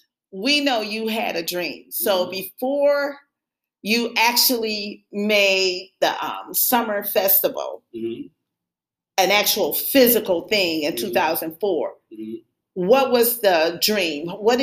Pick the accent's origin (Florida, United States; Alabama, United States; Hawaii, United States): Alabama, United States; York; I was born in Alabama.